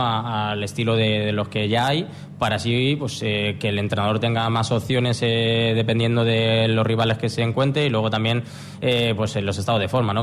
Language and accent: Spanish; Móstoles, Community of Madrid, Spain; moved away as an adult; also born or lived in Gijón, Asturias; now in Asturias, Spain; mostoleño de nacimiento, pero pero no es que quiera ya eh, sentirme poco mostoleño, pero sí es verdad que, me siento ya un gijonés y un asturiano más